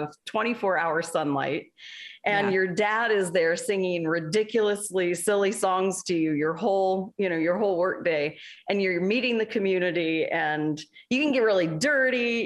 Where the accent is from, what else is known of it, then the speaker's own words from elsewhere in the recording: Alaska, United States; I grew up in Alaska